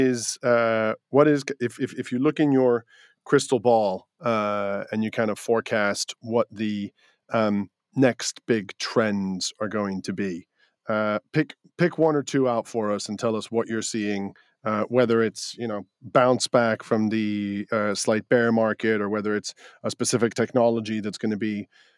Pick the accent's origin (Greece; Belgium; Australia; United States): Greece; born or raised there; now in United Kingdom